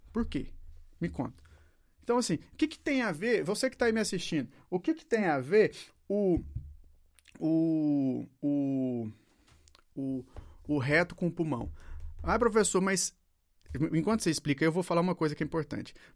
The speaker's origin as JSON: {"language": "Portuguese", "country": "Brazil", "said": "Eu tenho um país chamado Brasil"}